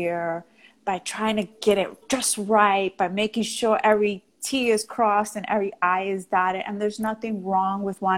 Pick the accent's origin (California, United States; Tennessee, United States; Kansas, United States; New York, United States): New York, United States; accent: New York; I was from New York, because I had a New York accent, because I was Puerto Rican